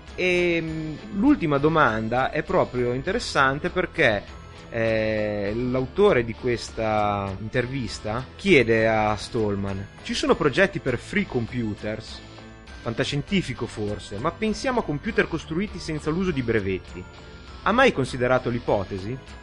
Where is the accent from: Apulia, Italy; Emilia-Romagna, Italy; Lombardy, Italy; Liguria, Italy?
Liguria, Italy; da buon ligure